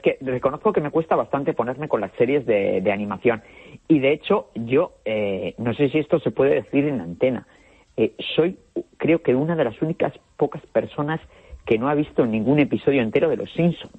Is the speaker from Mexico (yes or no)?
no; Basque Country, Spain; yo como buen vasco